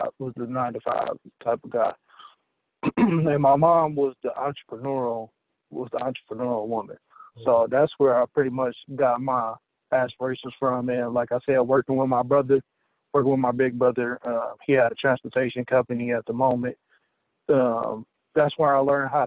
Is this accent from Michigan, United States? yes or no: yes; Southfield, Michigan, United States; also born or lived in Detroit; I was born in Detroit and raised in Southfield, Michigan